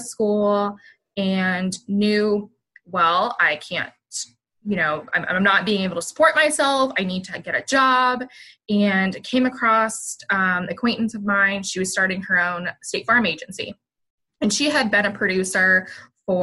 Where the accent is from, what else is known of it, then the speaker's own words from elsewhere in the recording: Canton, Ohio, United States; moved away as an adult; I graduated from a high school in Northeastern Ohio. So I'm originally from the Canton, almost Cleveland area